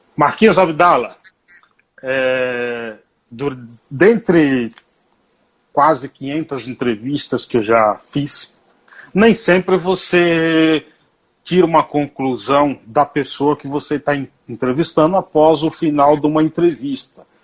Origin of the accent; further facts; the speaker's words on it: Paiaiá, Nova Soure, interior of Bahia, Brazil; Paiaiá, Paiaiá, que dá nome a esse programa, é uma homenagem, porque é o local onde eu nasci e vivi. É um povoado, município de Nova Açores